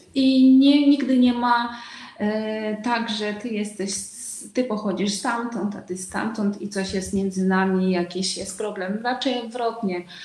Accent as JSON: {"language": "Polish", "country": "Uzbekistan", "also_born_or_lived": "Łódź, Poland", "second_language": "Polish", "moved": "as an adult", "lives_now": "Kraków, Poland", "said": "pochodzę z Uzbekistanu, choć Uzbeczką nie jestem. E, urodziłam się w Związku Radzieckim"}